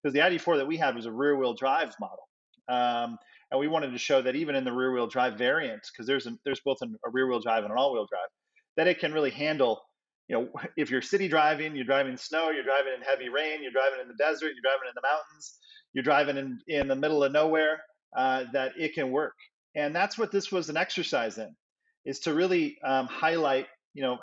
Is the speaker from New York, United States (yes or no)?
no; Chicago, Illinois, United States; moved away; the beautiful Windy City, that's my hometown